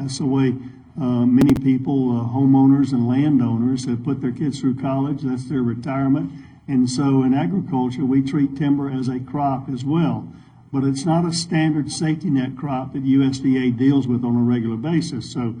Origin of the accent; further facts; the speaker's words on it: Georgia, United States; I'm from Georgia.